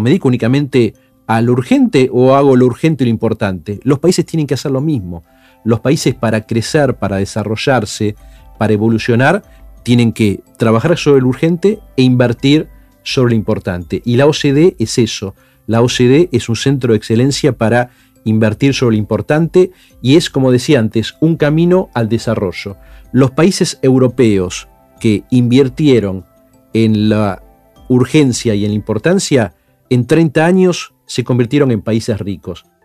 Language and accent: Spanish; Buenos Aires, Argentina; yo estaba en séptimo grado, y con mi familia íbamos a la iglesia en Palermo, a la parroquia San Martín de Tours